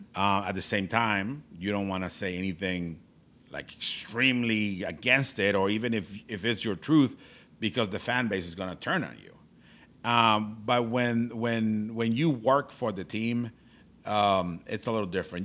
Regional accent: Mexico; now in United States; born and raised in Mexico, but now I am an American citizen because I've lived here for so long

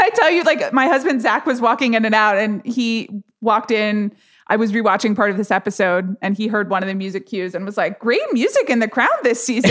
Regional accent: United States; I'm an American

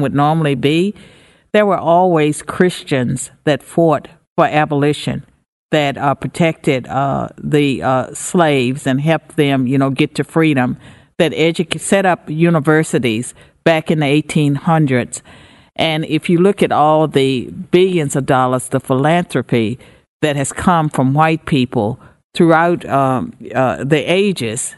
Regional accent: United States; I'm an American

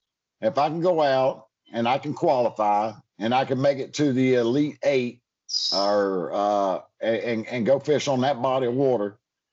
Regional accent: Georgia, United States; also born or lived in Alabama; now in Florida, United States; for me as a Florida angler, I'm gonna have to bring a lot of tactics growing up in Georgia and Alabama.

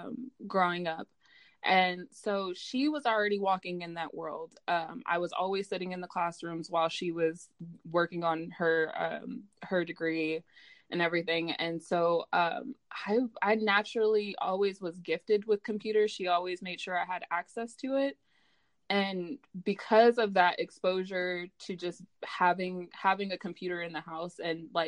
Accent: Stockton, California, United States; I'm from Stockton

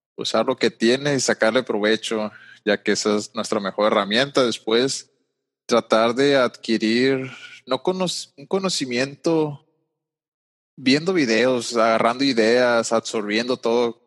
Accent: Culiacán, Sinaloa, Mexico; now in Riverside, United States; Yo soy originario de Sinaloa, mejor dicho, de Culiacán, Sinaloa

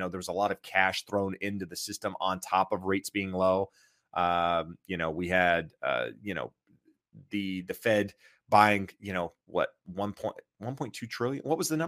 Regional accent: Kinston, North Carolina, United States; From a small town, Kinston.

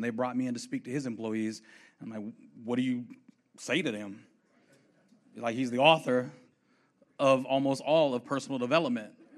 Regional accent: Fort Worth, Texas, United States; I'm from Fort Worth, Texas, born and raised

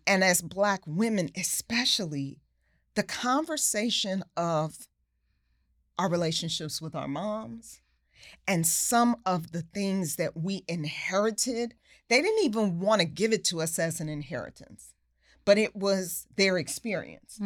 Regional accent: New York, United States; a kid growing up in New York

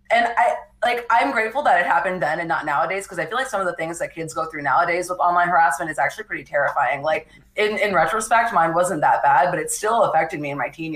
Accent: New Mexico, United States; moved away as an adult; now in California, United States; I grew up in New Mexico, like I said, in a very small town

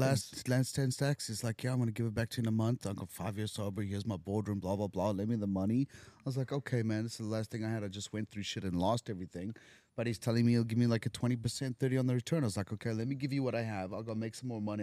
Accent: South Africa; moved away as an adult; now in Los Angeles, United States; I'm from Africa

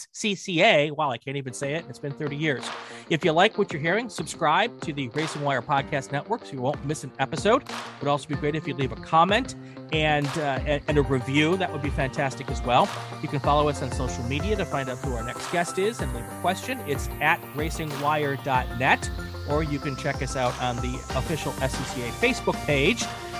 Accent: Midwest, United States; the first time I moved from my home growing up in the Midwest to Atlanta region

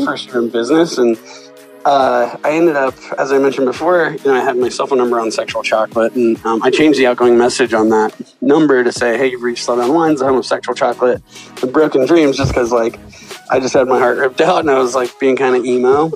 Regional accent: San Luis Obispo, California, United States; I grew up in Central California. I grew up in San Luis Obispo

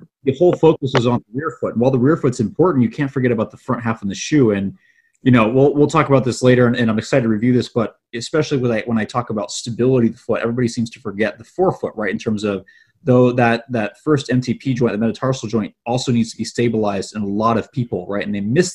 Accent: Portland, Oregon, United States; I'm from Portland, Oregon.

